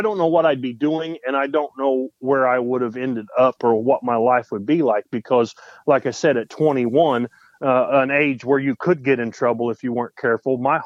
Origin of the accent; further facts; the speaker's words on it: Spencer, Indiana, United States; I'm from Spencer, Indiana. I've lived in the same little town my whole life.